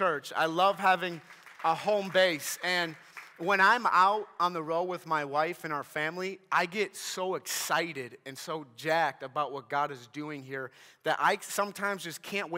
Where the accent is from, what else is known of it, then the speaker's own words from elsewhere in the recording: Minnesota, United States; I'm from Minnesota